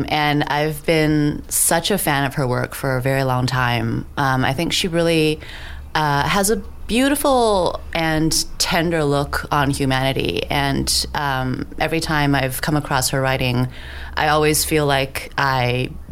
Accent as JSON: {"language": "English", "area": "Bay Area", "region": "California", "country": "United States", "tie": "born or raised there", "also_born_or_lived": "Hong Kong", "said": "I was born in Hong Kong, but I grew up in California, in the Bay Area."}